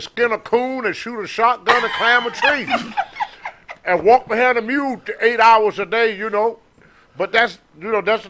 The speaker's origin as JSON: {"language": "English", "town": "Low Moor", "region": "Virginia", "country": "United States", "tie": "born or raised there", "also_born_or_lived": "Roanoke, Virginia", "said": "I was raised in a town called Lowmore, Virginia. They say I'm from Roanoke, but I was in my teens when my mother finally moved to Roanoke. We live in raised in Lowmore, Clifton Ford, Covington area, and most of it was all farmland."}